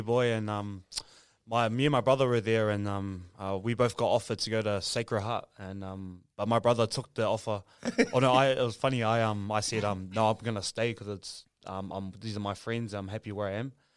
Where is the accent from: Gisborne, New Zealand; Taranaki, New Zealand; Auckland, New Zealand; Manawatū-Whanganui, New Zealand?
Auckland, New Zealand; also born or lived in Samoa; grew up in Otara, South Auckland